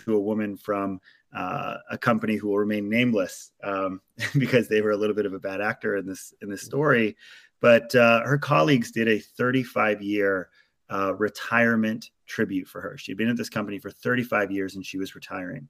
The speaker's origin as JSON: {"language": "English", "area": "Maui", "region": "Hawaii", "country": "United States", "tie": "born or raised there", "said": "I come from in Maui, Hawaii, which is where I was born and raised"}